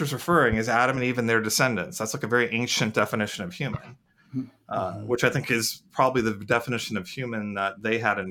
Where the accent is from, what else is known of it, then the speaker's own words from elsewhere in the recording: India; moved away; I'm an Indian, and I'm an Indian immigrant